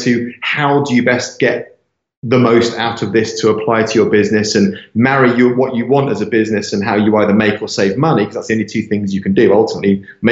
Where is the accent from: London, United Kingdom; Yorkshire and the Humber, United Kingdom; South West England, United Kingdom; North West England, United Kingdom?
London, United Kingdom; moved away as an adult; also born or lived in Cape Town / Los Angeles / Miami; I was born in London, I was raised in London.